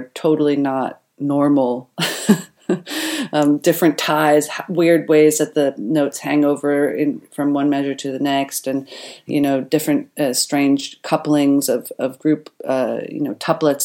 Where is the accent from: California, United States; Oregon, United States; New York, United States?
New York, United States; Centerport; now in Berlin, Germany; I grew up in Centerport, Long Island. That's in New York